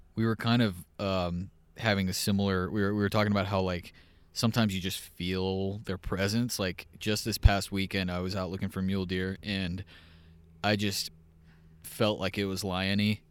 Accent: Texas, United States; moved away; growing up in Texas

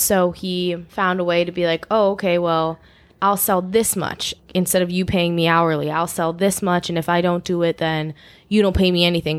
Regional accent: Chicago suburbs, Illinois, United States; also born or lived in Los Angeles; I'm from Chicagoland, Chicago suburbs, like, the northwest suburbs area.

